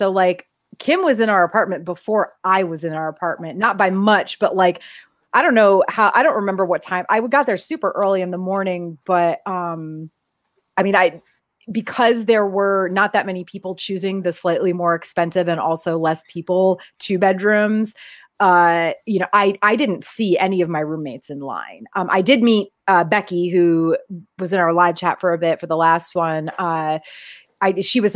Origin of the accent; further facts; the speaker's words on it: New England, United States; We're both from New England.